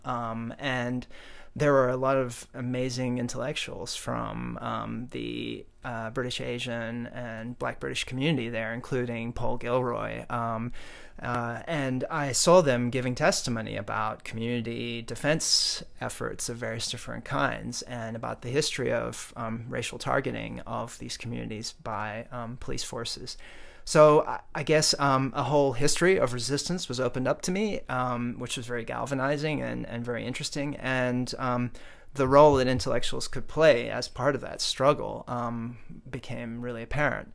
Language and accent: English; South Africa; now in United States; I was born in South Africa